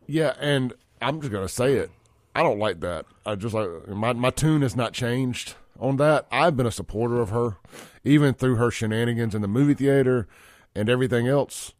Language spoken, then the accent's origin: English; Jackson, Mississippi, United States; also born or lived in Rankin County, Mississippi; Jackson is still where I grew up. It's my hometown